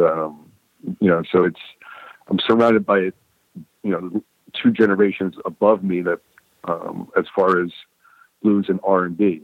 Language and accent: English; New York, United States; moved away as an adult; also born or lived in California; now in Muscle Shoals, United States; I'm a New Yorker first